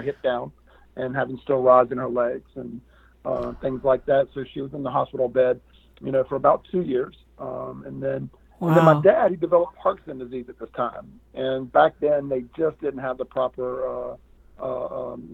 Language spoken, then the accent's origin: English; Raleigh, North Carolina, United States; I grew up in the Raleigh-Durham, North Carolina area